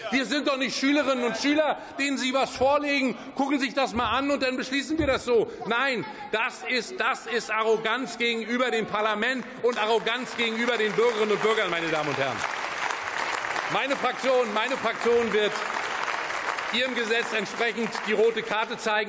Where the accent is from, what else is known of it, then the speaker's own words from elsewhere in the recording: Mecklenburg-Vorpommern, Germany; Ich komme aus Mecklenburg-Vorpommern